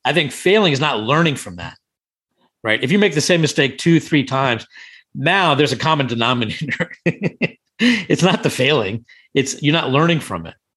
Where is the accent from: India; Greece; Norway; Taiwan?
India; also born or lived in Thailand; now in Washington, D.C., United States; I'm Indian originally from, born in India